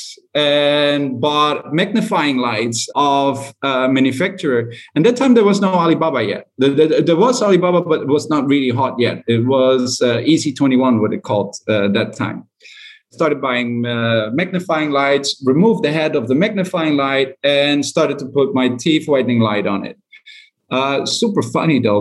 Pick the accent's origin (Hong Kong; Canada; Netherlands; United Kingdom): Netherlands; moved away as an adult; also born or lived in China; I'm from Holland